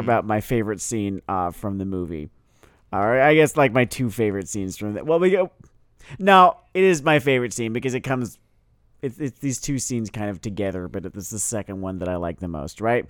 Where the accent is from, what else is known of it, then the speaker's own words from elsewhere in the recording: United States; first language English; I am an American. I speak English as a first language